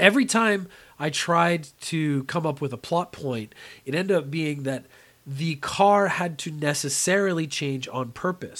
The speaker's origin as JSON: {"language": "English", "country": "Canada", "said": "I come from Canada where we have extremely cold winters"}